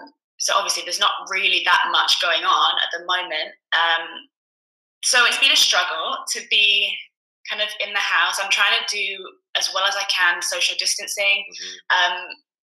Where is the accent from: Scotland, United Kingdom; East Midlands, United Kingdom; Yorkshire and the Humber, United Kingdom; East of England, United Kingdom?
Scotland, United Kingdom; Edinburgh; born there; now in London, United Kingdom; I was actually born in Edinburgh, which you can't tell by my accent. Born in Scotland, moved to London 6-7 years ago to pursue a career in musical theatre.